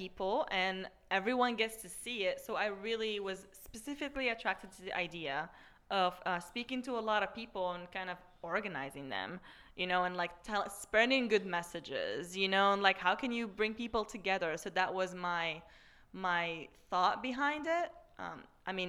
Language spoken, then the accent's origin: English; Marrakesh, Marrakesh-Safi, Morocco; moved away; I'm originally from Morocco, from Marrakesh.